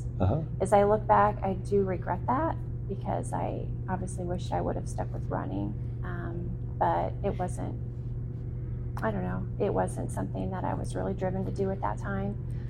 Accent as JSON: {"language": "English", "town": "Terre Haute", "region": "Indiana", "country": "United States", "tie": "born or raised there", "also_born_or_lived": "Dayton, Ohio", "said": "I grew up in a small town. I'm from Terre Haute"}